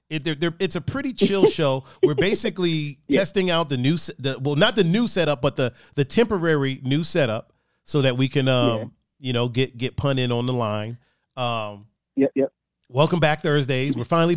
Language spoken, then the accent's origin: English; Chicago, Illinois, United States; I grew up with women. I grew up, you know, black, and I grew up in South American.